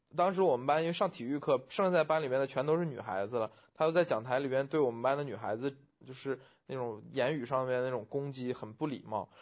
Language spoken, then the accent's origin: Chinese; Huludao, Liaoning, China; moved away; 其实我在高中以前，我们家是生活在，就是我的老家生活在是小县城里面